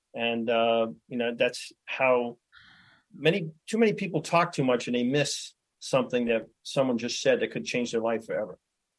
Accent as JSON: {"language": "English", "town": "New York City", "region": "New York", "country": "United States", "tie": "born or raised there", "moved": "as an adult", "lives_now": "New Hampshire, United States", "said": "I was born and raised in Brooklyn and single mom, four kids."}